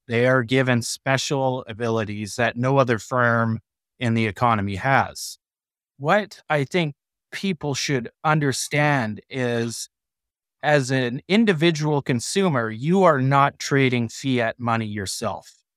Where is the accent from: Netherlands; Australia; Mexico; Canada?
Canada; I'm a Canadian